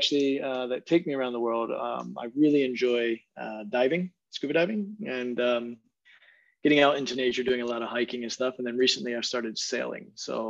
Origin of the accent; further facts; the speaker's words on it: Maryland, United States; moved away as an adult; now in New York, United States; I was born and raised in Maryland, but I currently live in New York. I did spend 14 years abroad, though, working in several different countries.